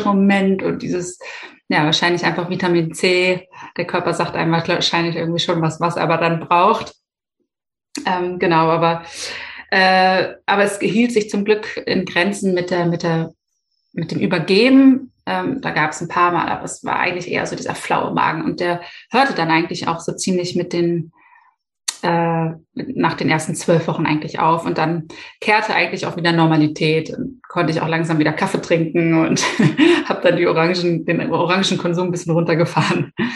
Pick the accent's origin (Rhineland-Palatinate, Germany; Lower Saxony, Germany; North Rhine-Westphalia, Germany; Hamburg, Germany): Hamburg, Germany; ich bin 33 äh, Jahre und gebürtige Hamburgerin